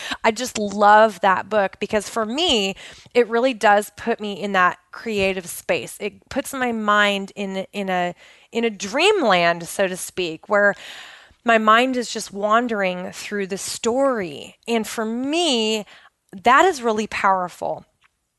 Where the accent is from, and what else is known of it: Pacific Northwest, United States; born or raised there